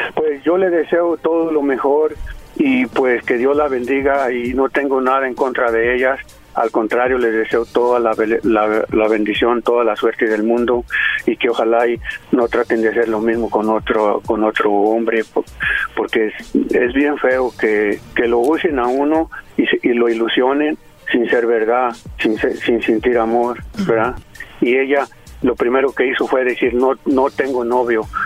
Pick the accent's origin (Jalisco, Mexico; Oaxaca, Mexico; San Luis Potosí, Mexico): Jalisco, Mexico; Yo soy de Jalisco